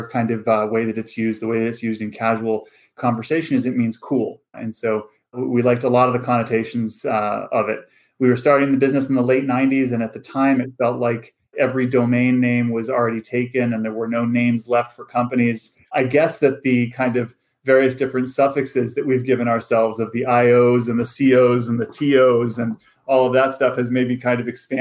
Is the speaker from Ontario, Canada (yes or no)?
no; Vancouver, British Columbia, Canada; moved away as an adult; also born or lived in Stanford; I grew up in Vancouver, Canada, on the West Coast, but North.